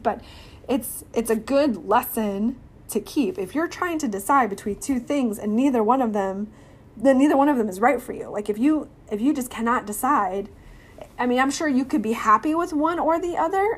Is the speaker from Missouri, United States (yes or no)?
yes; Missouri, United States; born or raised there; now in Texas, United States